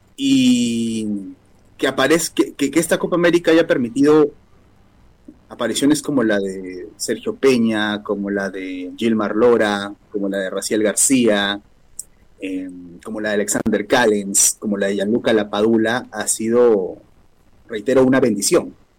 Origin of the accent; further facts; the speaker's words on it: Peru; Como peruanos metemos ese escenario